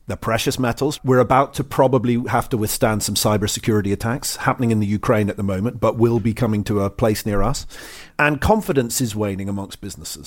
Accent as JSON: {"language": "English", "country": "Ireland", "tie": "born or raised there", "moved": "yes", "said": "growing up in Ireland"}